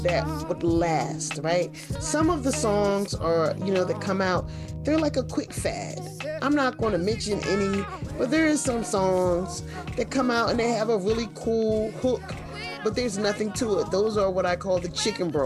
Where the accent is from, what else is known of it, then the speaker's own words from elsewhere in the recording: Philadelphia, Pennsylvania, United States; growing up in Philly